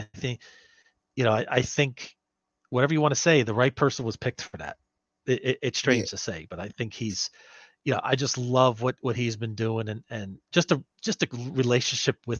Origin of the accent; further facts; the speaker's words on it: New Jersey, United States; now in California, United States; We're both from Jersey